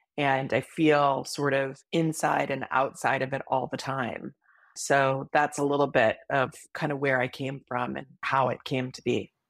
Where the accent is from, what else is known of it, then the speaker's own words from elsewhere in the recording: Hawaii, United States; moved away; I grew up in Hawaii